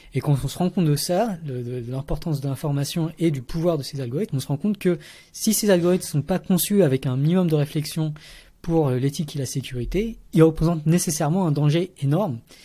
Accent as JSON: {"language": "French", "area": "Paris region", "region": "Île-de-France", "country": "France", "tie": "born or raised there", "also_born_or_lived": "Vietnam / Montreal, Canada / Switzerland", "moved": "as an adult"}